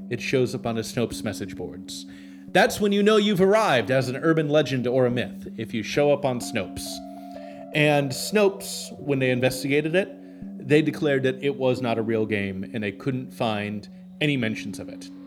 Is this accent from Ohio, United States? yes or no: no; Portland, Oregon, United States; I'm from Portland